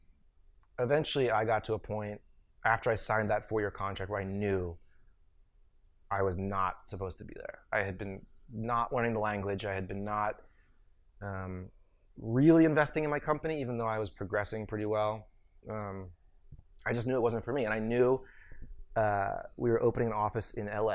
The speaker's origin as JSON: {"language": "English", "town": "St. Louis", "region": "Missouri", "country": "United States", "tie": "born or raised there", "also_born_or_lived": "New England / Jordan", "moved": "as an adult", "said": "I grew up in St. Louis. I was a white kid from St. Louis"}